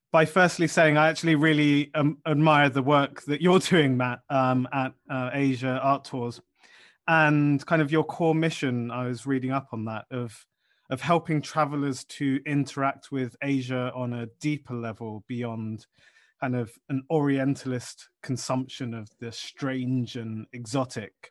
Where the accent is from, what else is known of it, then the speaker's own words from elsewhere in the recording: London, United Kingdom; moved away; also born or lived in Tokyo, Japan; as a teenager in the mid noughties growing up in South London